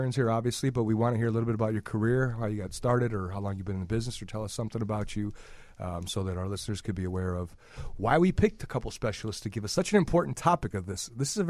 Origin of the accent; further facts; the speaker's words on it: Chicago, Illinois, United States; Hey, I'm from Chicago